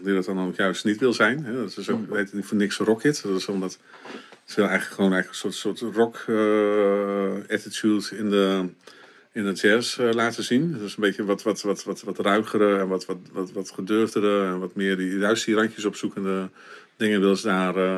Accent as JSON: {"language": "Dutch", "town": "Winschoten", "region": "Groningen", "country": "Netherlands", "tie": "born or raised there", "said": "ik ben geboren in Winschoten"}